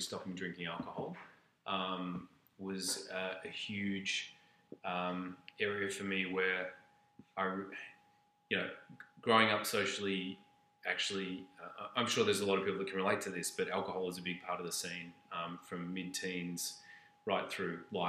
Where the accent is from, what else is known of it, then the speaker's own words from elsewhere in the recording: Australia; moved away as an adult; now in Canada; being Australian and moving to Canada